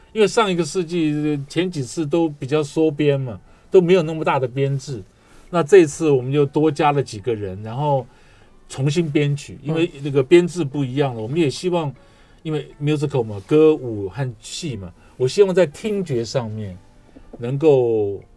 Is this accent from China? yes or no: no; Taiwan; 我自己是外省家庭，我是眷村长大的